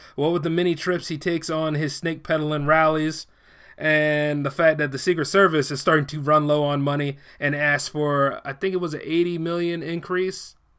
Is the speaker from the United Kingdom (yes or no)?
no; United States; I am a born American citizen